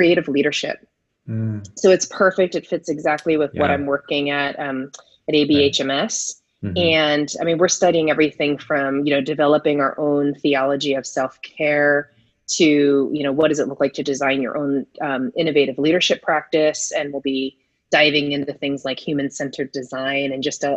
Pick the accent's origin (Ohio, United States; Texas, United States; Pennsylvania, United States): Pennsylvania, United States; southeastern; moved away as an adult; now in San Francisco Bay Area, United States; I was born and raised in Pennsylvania, in southeastern Pennsylvania